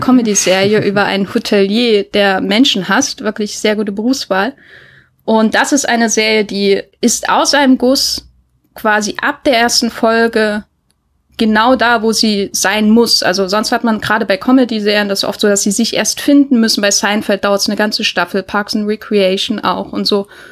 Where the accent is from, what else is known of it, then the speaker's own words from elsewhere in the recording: Thuringia, Germany; meinem Thüringen, wo ich aufgewachsen bin